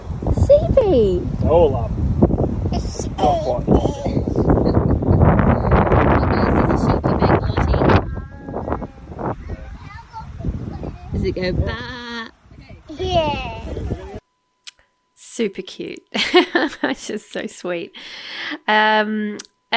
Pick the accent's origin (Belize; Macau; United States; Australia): Australia; I'm an Australian